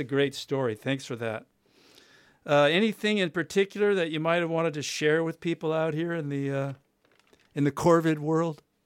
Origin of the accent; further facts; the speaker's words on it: United States; I'm American.